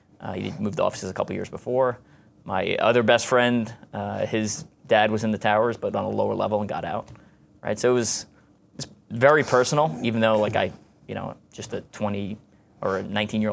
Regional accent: Garden City South, New York, United States; Yeah, so I grew up in Garden City South, Long Island, New York. Suburbs, pretty normal, you know, basic childhood.

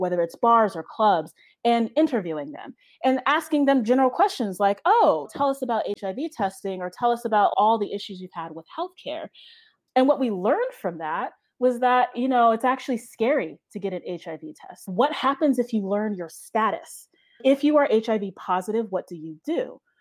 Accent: Pennsylvania, United States; moved away; I am from Pennsylvania

